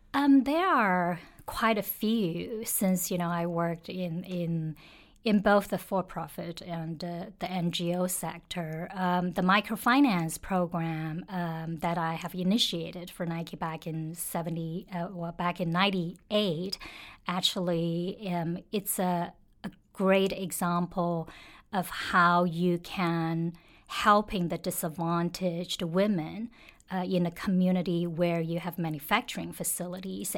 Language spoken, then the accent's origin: English; China; now in Hong Kong; I grew up in China and have lived in China, worked in China for, for some time